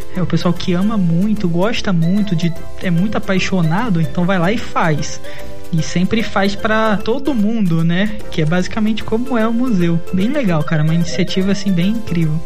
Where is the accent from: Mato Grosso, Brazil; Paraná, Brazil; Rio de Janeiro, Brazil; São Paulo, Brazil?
Rio de Janeiro, Brazil; Eu sou do Rio